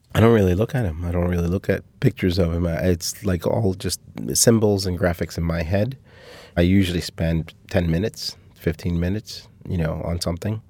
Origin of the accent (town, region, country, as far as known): Cuba; born or raised there; moved away